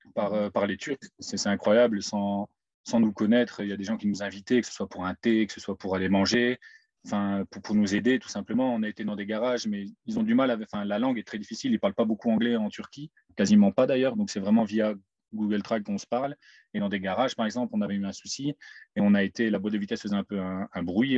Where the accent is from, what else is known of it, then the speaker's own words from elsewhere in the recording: Mouscron, Wallonia, Belgium; moved away as an adult; je viens de Moucron